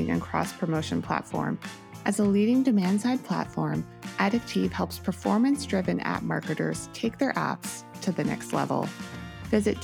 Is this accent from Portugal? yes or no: no; Mukilteo, Washington, United States; I grew up in Mukilteo.